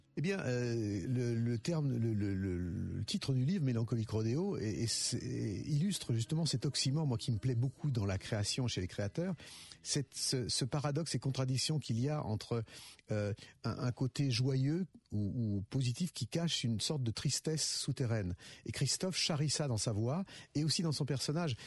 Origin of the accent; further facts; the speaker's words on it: Lyon, Auvergne-Rhône-Alpes, France; pour moi en tant que lyonnais